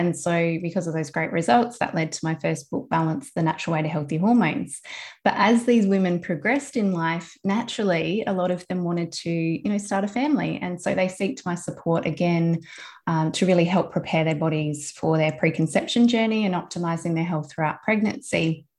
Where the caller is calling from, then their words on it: South Australia, Australia; I'm coming from South Australia, from my office with my two girls and with my mum.